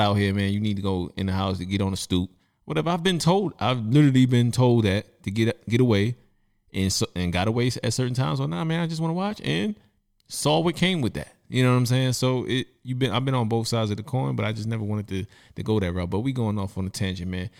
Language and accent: English; New York City, New York, United States; I'm from Brooklyn, I'm from Bed-Stuy, and there was things that went on during my childhood